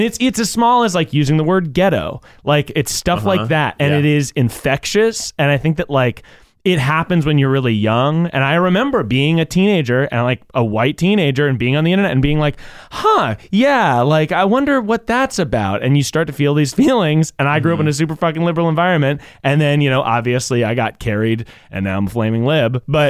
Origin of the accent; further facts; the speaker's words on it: the South, United States; growing up in the South